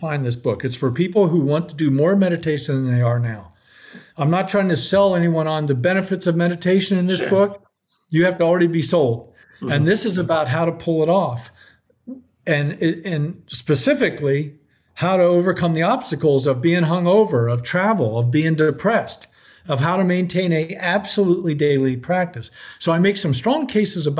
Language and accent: English; Columbus, Ohio, United States; my hometown of Columbus, Ohio